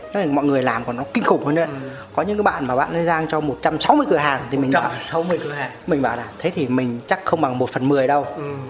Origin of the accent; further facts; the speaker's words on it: Sóc Sơn, Hanoi, Vietnam; em là ở Hà Nội Sóc Sơn